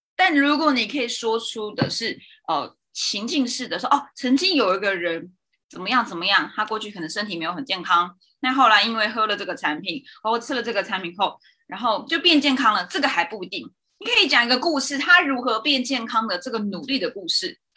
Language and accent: Chinese; Zhongli, Taoyuan, Taiwan; moved away; 我自己在回中立，就是我的老家